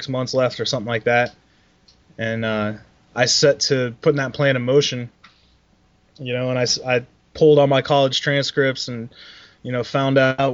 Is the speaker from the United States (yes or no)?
yes; Columbus, Ohio, United States; also born or lived in Germany; I'm from Columbus, Ohio, and I'm back here now.